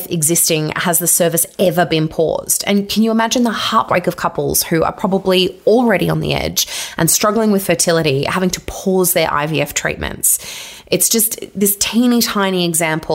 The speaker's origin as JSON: {"language": "English", "region": "Victoria", "country": "Australia", "said": "I'm also from Victoria, and that was the hard lockdown state"}